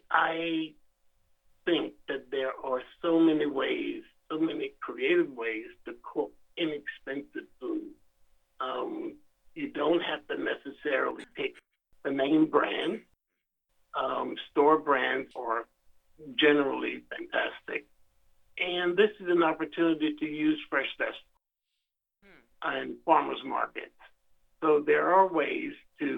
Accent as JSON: {"language": "English", "region": "South Carolina", "country": "United States", "tie": "born or raised there", "said": "my own personal experience growing up in Jim Crow in South Carolina, going to schools segregated by law"}